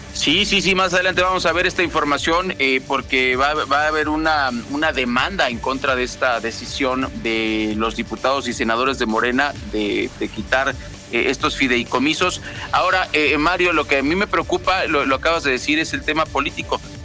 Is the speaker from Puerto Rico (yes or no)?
no; Mexico; como pueblo mexicano